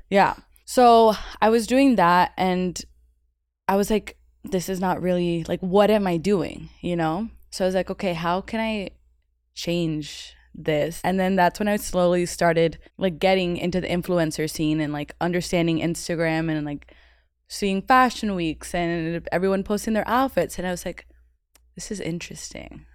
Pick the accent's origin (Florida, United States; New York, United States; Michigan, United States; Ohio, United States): Florida, United States; Miami; I'm from Miami. born and raised, came from Cuban parents